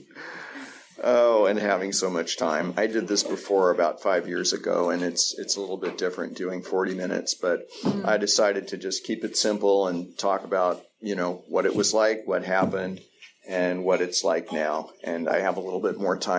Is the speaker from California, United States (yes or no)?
yes; East Bay, California, United States; I grew up here in the East Bay.